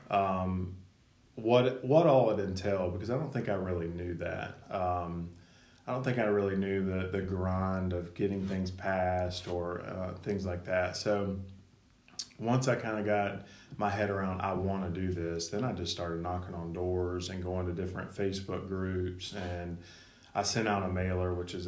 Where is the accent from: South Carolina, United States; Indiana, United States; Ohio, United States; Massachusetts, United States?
South Carolina, United States; Marietta; also born or lived in Charlotte, North Carolina; I was actually born and raised in Marietta, and grew up on the Mill Hill of Slater